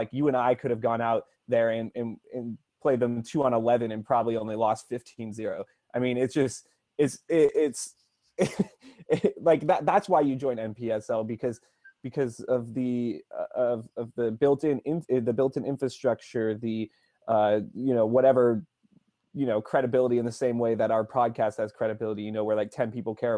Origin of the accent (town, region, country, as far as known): West Coast, United States